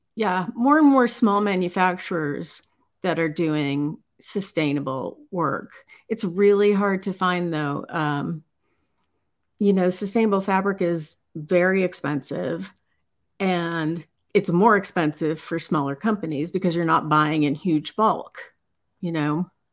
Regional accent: Chicago, Illinois, United States; moved away; I'm originally from Chicago

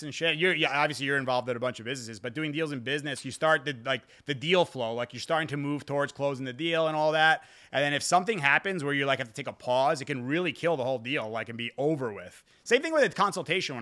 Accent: New York, United States; I grew up in New York too

